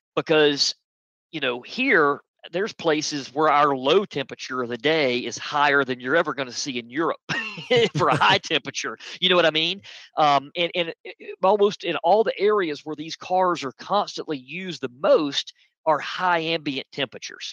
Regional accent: United States; I'm American

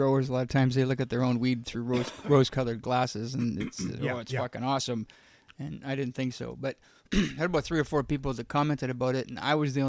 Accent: Ontario, Canada; also born or lived in Saskatchewan; now in British Columbia, Canada; I'm from Ontario

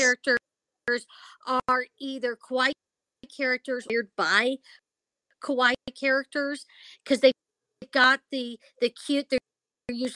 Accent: Hawaii, United States; when I was growing up in Hawaii

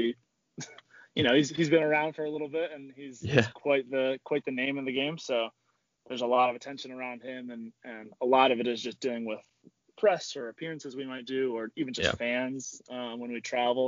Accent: Spain; now in United States; I'm from Spain

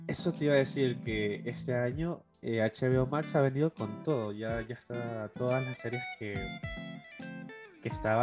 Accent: Ecuador; como ecuatoriano

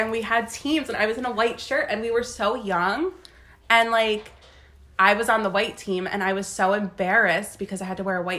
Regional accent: Hopatcong, New Jersey, United States; so we grew up in Sussex County in Hopatcon.

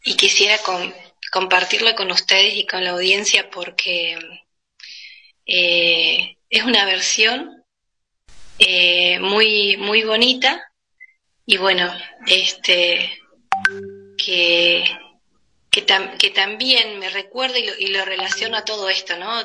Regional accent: Argentina; orgullosa de ser argentina

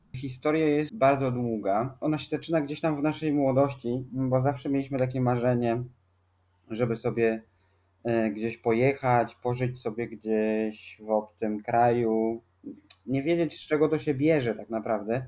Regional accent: Warsaw, Masovian Voivodeship, Poland; moved away as an adult; also born or lived in Rota, Spain; bo jesteśmy z Warszawy.

